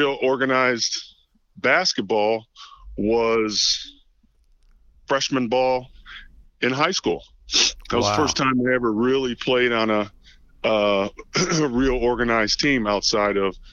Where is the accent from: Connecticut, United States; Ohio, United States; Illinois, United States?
Ohio, United States; Toledo; born and raised here